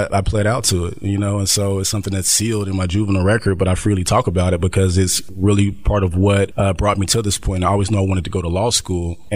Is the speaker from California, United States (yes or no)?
no; Dayton, Ohio, United States; I'm from Dayton, Ohio